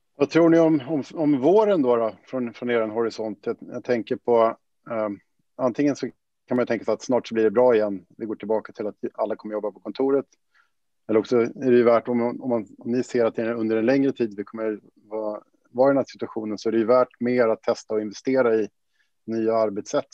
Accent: Sweden; som man som svensk

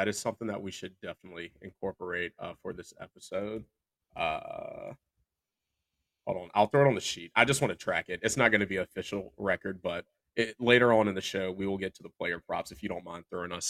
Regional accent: Raleigh, North Carolina, United States; I am in my hometown of Raleigh, North Carolina right now

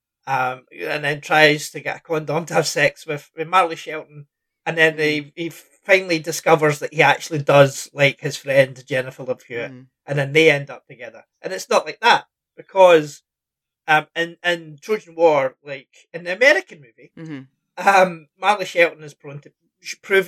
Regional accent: Scotland, United Kingdom; I'm Scottish

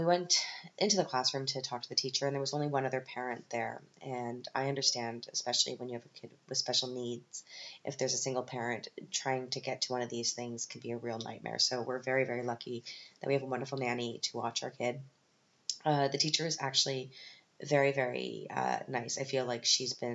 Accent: Canada; moved away as an adult; now in Germany; I'm from Canada.

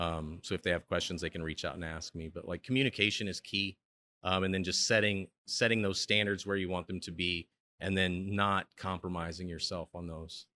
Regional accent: Chicago, Illinois, United States; now in Stillwater, United States; I'm from Chicago, so, I mean, I like to visit my hometown any chance I get

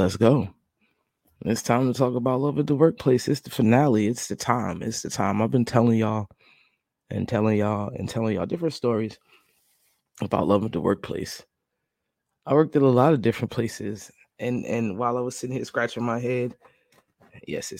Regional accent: New Jersey, United States; moved away; I'm from New Jersey. I lived in New Jersey

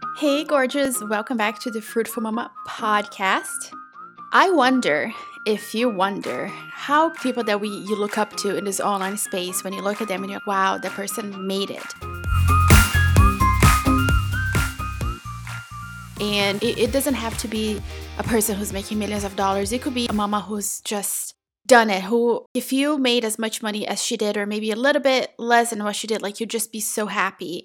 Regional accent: São Paulo, Brazil; now in North Florida, United States; I was born and raised in Brazil in a very small town, like tiny, tiny little dot in the state of São Paulo, okay? Not the city

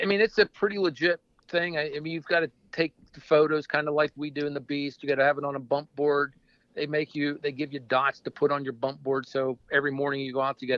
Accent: Western Pennsylvania, United States; moved away as an adult; also born or lived in Clarion, Pennsylvania; now in central Pennsylvania, United States; I grew up in Western PA

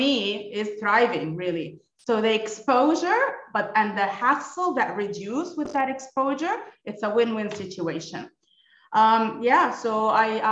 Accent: Kuwait; moved away as an adult; also born or lived in United States / United Arab Emirates; now in Abu Dhabi, United Arab Emirates; I was born and raised in Kuwait. Originally Palestinian, Australian passport, but moved to the States for my PhD

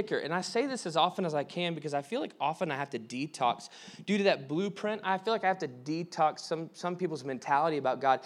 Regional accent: the South, United States; we grew up in the South

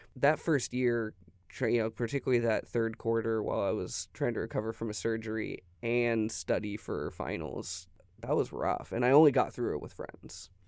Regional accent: Tyler, Texas, United States; moved away as an adult; also born or lived in Denver, Colorado; I'm from Tyler, Texas.

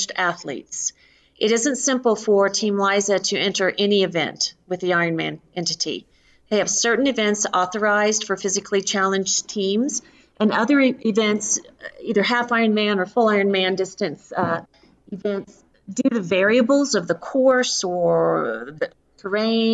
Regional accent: Northwest Oklahoma, United States; I was born and raised in Northwest Oklahoma to a beautiful family

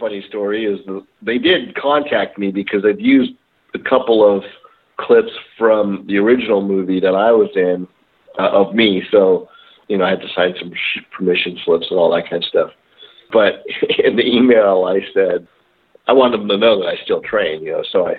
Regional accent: Philippines; now in Murrieta, United States; you know, I'm Filipino and I've always done stick fighting

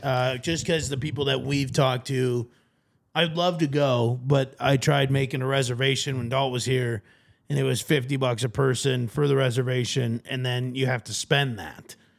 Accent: Sioux Falls, South Dakota, United States; I'm from the Sioux Falls area

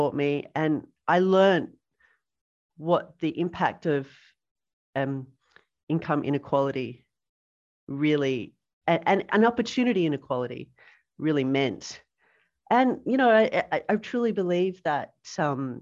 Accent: Sydney, New South Wales, Australia; also born or lived in Killara / French's Forest / Amarillo, Texas; I grew up in the Sutherland Shire

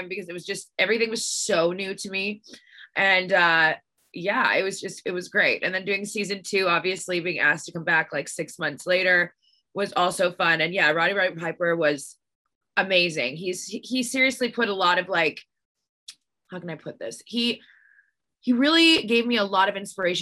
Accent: Canada; moved away; how big our country is

